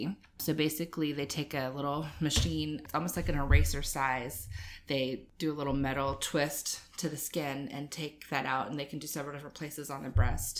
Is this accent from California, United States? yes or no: no; Jacksonville, Florida, United States; moved away as an adult; also born or lived in Guyton, Georgia; now in Savannah, United States; I'm originally from Jacksonville, Florida